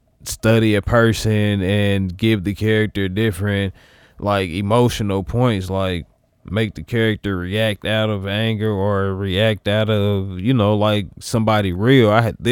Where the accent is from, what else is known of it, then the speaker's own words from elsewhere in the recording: Wyoming, United States; Like, look, bro, chill. I'm from Wyoming.